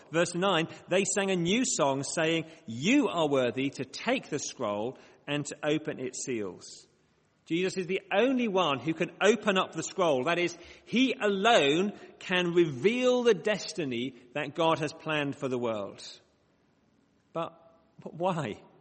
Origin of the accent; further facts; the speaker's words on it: Bradford, Yorkshire and the Humber, United Kingdom; accent: short vowel sounds; now in Oxford, United Kingdom; I do have sometimes some short vowel sounds despite living in the south. I say grass, not grass, because I grew up in Bradford.